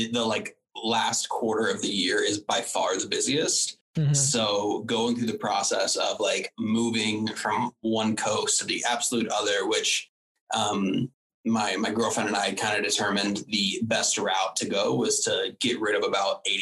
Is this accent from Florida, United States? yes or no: yes; Tallahassee, Florida, United States; moved away as an adult; also born or lived in New York / Los Angeles; I grew up in Tallahassee, Florida, which is like a really, really small town up in North Florida